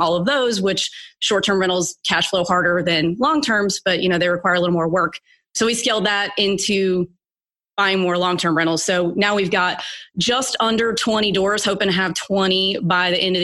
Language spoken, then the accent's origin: English; Mississippi, United States; moved away as an adult; also born or lived in Texas / Los Angeles / New York; now in Nashville, United States; I grew up in Mississippi